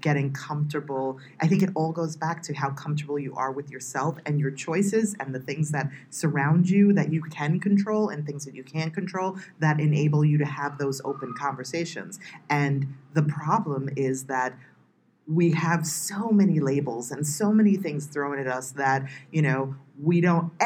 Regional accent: United States; I'm from the United States

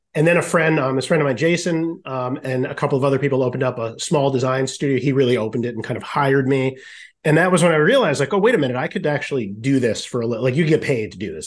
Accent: Rhode Island, United States; moved away; also born or lived in Syracuse, New York; I'm from Rhode Island originally

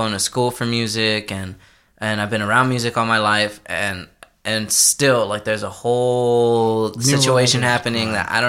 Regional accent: Texas, United States; I'm from Texas.

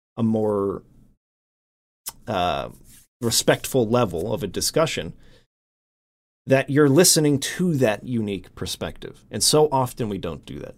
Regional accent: United States; first language English; English that I grew up with in America

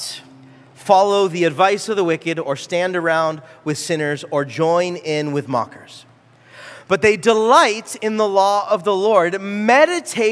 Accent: California, United States; moved away; I grew up in California, and when I was in California as a young adult

